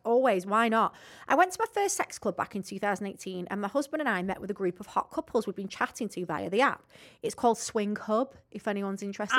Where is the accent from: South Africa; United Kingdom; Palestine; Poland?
United Kingdom; Rossendale, North West England; I'm actually from Rosendale